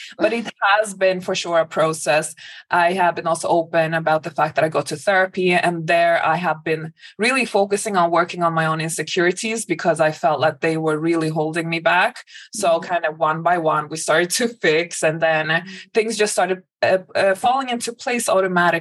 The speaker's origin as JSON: {"language": "English", "area": "a suburb outside of Stockholm", "region": "Stockholm County", "country": "Sweden", "tie": "born or raised there", "moved": "yes", "said": "So I grew up in Sweden. I grew up in a suburb outside of Stockholm"}